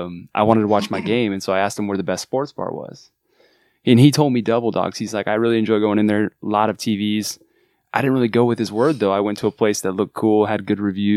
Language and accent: English; Mission Viejo, California, United States; Dude, I'm from Mission Viejo, California.